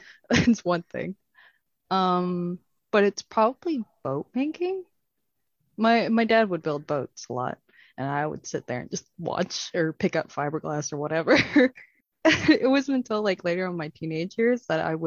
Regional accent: Mary's Harbour, Newfoundland and Labrador, Canada; I grew up here in Mary's Harbor

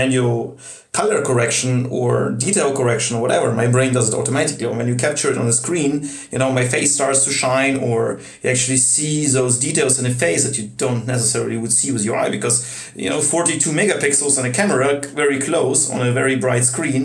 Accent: Russia; now in Germany; I come from Russia

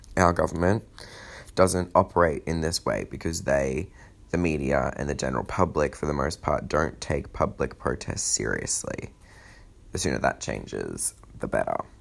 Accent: Australia; as an Australian

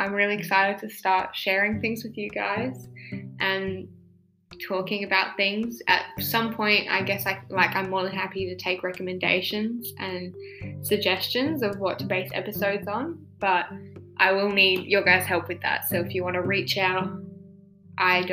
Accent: Australia; I am an Australian

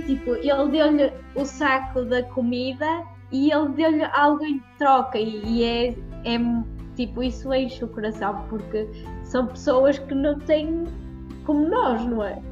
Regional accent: Prozelo, Portugal; eu faço reiki presencial de momento aqui na minha terrinha, em Prozelo

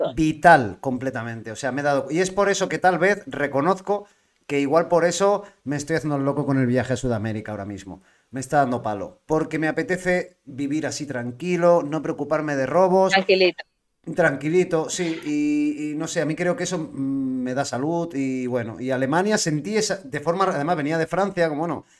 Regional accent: L'Hospitalet de Llobregat, Catalonia, Spain; Yo soy de Barcelona, de Hospitalet

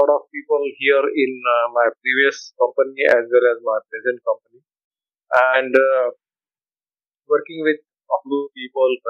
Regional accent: India; moved away as an adult; now in Vietnam; I am coming from India, and the first time when I entered Vietnam, it was in 2013 January 2013.

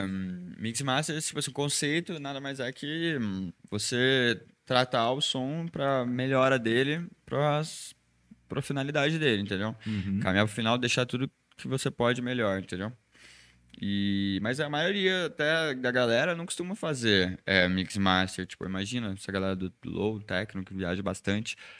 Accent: Espírito Santo do Pinhal, São Paulo, Brazil; E eu nasci lá, é, chama Espírito Santo do Pinhal, fica dividido com Minas.

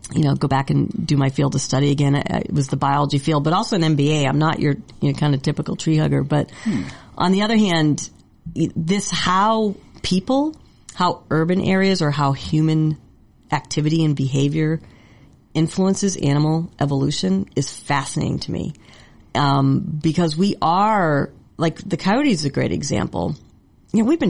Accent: north of Boston, Massachusetts, United States; now in California, United States; I grew up in Massachusetts

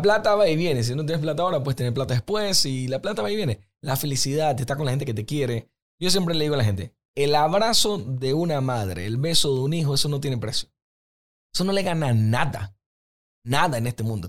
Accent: Panama; nosotros como panameños que lastimosamente nuestro promedio de educación no es tan alto

